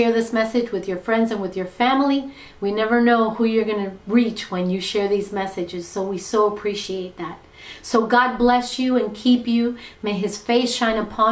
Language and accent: English; Miami, Florida, United States; being born and raised in Miami